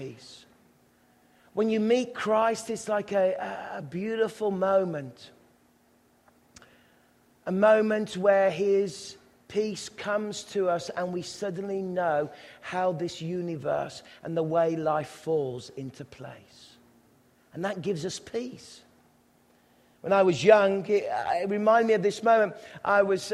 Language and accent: English; England, United Kingdom; as young English boys